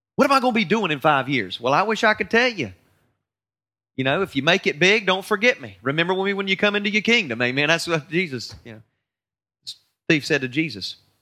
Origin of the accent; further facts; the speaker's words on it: North Carolina, United States; I'm from North Carolina